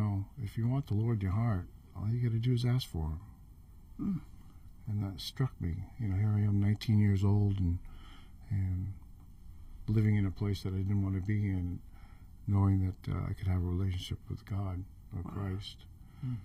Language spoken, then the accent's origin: English; Rangeley, Maine, United States; moved away as an adult; also born or lived in Alaska; I grew up in Rangeley, Maine